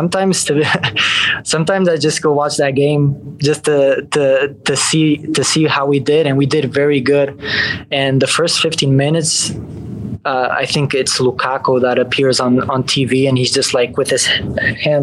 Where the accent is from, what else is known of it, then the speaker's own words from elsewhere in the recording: Canada; I was born in Canada